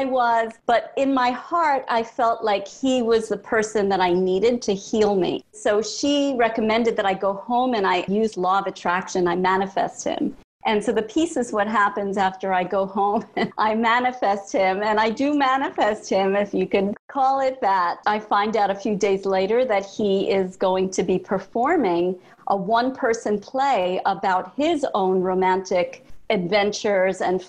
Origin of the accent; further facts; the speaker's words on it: New York City, New York, United States; moving from Brooklyn to Manhattan